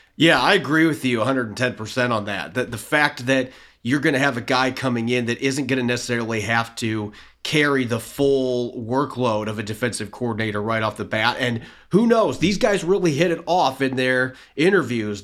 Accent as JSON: {"language": "English", "region": "Indiana", "country": "United States", "tie": "born or raised there", "moved": "yes", "said": "I'm from the Midwest. I grew up in the state of Indiana."}